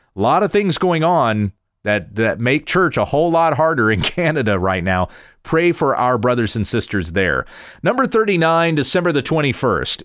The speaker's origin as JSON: {"language": "English", "country": "United States", "said": "I still love being an American"}